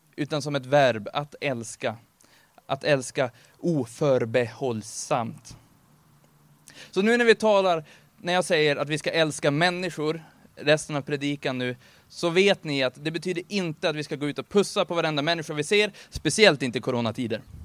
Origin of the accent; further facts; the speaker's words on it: Örnsköldsvik, Västernorrland County, Sweden; now in Gävle, Sweden; jag kommer från Örnsköldsvik ursprungligen